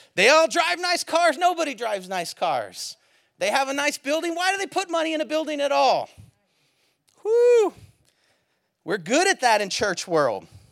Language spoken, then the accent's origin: English; Bay Area, California, United States; I'm from the Bay Area.